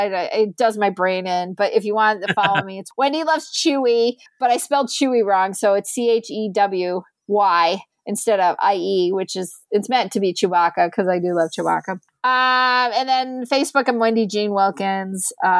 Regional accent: Endicott, New York, United States; That's my hometown. I used to live on Murphy in Endicott, you know, over by the Catholic elementary school there.

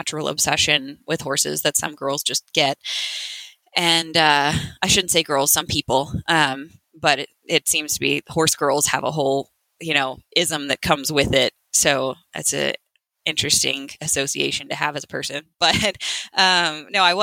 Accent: Dripping Springs, Texas, United States; moved away as an adult; now in Cimarron, United States; I'm originally from Dripping Springs, Texas. So just west of Austin

